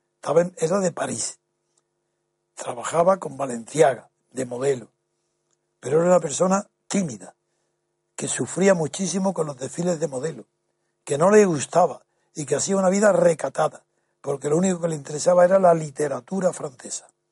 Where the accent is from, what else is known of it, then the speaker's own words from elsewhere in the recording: Alhama de Granada, Andalusia, Spain; moved away; also born or lived in Jarandilla; nací en Alama de Granada